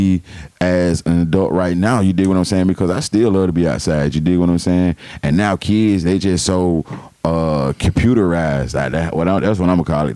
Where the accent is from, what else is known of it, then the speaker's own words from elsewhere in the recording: Atlanta, Georgia, United States; growing up in Atlanta when we was kids